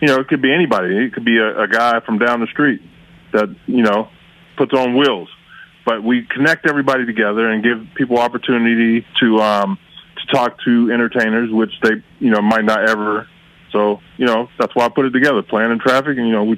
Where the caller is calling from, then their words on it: Youngstown, Ohio, United States; I am calling from Youngstown, Ohio.